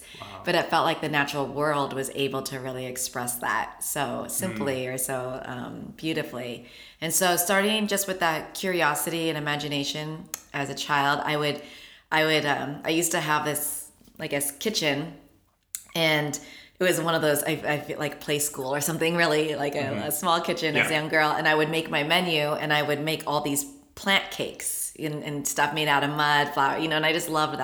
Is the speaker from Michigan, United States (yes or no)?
no; Long Beach, California, United States; I'm actually born and raised Long Beach, California